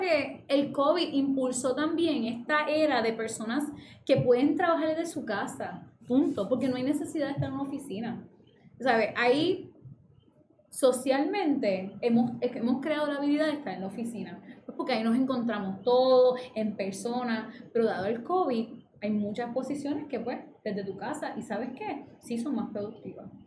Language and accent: Spanish; Fajardo, Puerto Rico; Yo soy de Fajardo y trabajo en Río Piedra